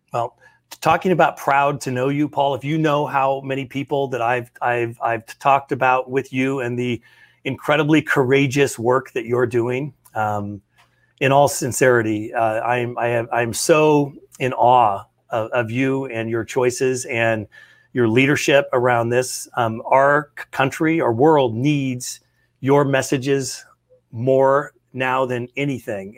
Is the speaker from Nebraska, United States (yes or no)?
yes; North Platte, Nebraska, United States; our hometown, in my hometown